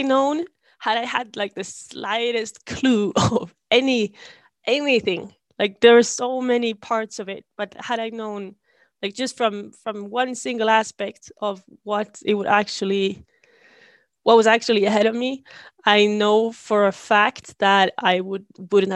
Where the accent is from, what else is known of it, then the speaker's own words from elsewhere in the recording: Sundsvall, Västernorrland County, Sweden; I come from Sweden, obviously. And I grew up in a town called Sundsvall